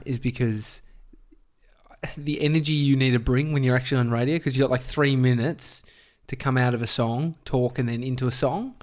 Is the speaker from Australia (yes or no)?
yes; Melbourne, Victoria, Australia; I grew up in Brighton